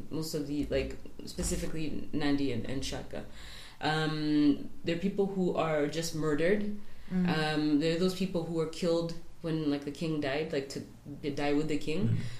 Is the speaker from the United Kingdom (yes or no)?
no; South Africa; It's a way of demeaning us as South African black people and trying to show that we're savages in comparison to these, like, civilized white people.